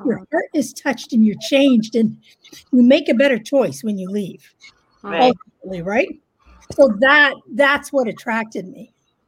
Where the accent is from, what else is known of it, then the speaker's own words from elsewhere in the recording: Canada; yes, I'm Canadian.